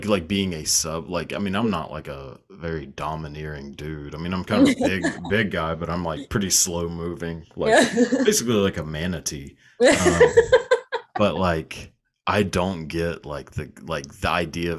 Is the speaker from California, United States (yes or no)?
no; Texas, United States; I've grown up in Texas my whole life